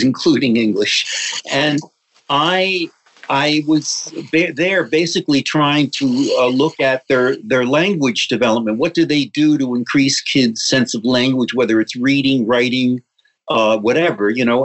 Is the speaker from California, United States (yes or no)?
no; New Jersey, United States; growing up in New Jersey